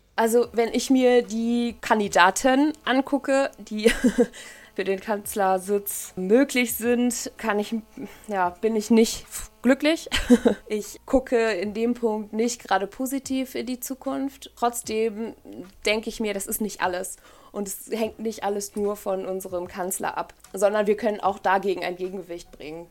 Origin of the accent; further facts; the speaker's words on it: Ahlen, North Rhine-Westphalia, Germany; now in Paderborn, Germany; Ich bin in Aalen aufgewachsen, in der Nähe von Münster